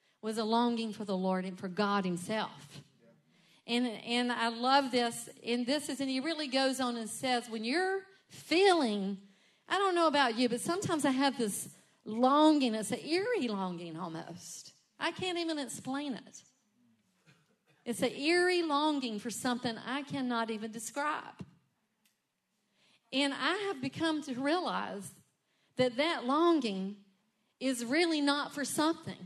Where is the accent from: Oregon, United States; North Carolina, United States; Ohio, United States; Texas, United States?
North Carolina, United States; Rockingham; moved away as an adult; also born or lived in Charlotte; I was born and raised in Rockingham